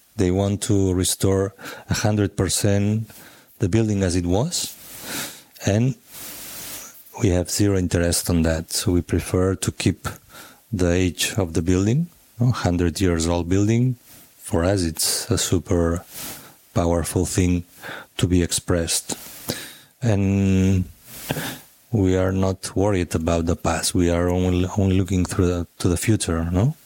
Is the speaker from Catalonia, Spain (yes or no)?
yes; Sabadell, Catalonia, Spain; I'm from Sabadell, so it's uh, 20 minutes by car 30, 40 minutes by train. And I used to go to the city with my parents.